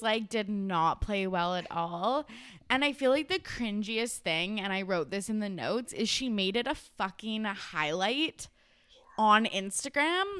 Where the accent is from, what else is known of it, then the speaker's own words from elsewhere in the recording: Canada; I'm Canadian